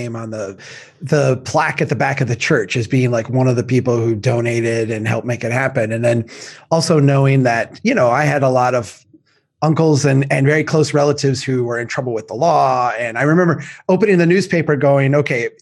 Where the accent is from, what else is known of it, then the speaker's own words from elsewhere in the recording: Baxter, Minnesota, United States; I grew up in Baxter and I'm from Brainerd